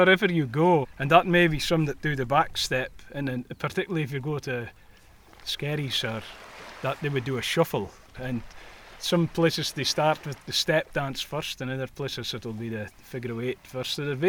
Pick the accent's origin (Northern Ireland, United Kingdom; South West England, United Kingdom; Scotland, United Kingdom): Scotland, United Kingdom; Shetland